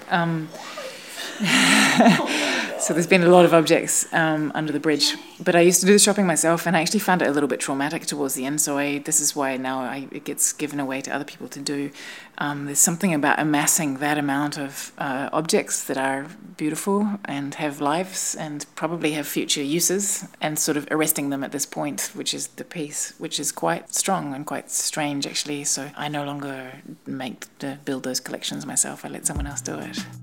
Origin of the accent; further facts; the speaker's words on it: New Zealand; moved away; I'm from New Zealand